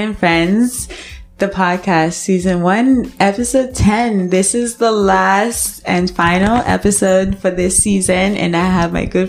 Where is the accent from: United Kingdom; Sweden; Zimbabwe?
Zimbabwe; I'm from Zimbabwe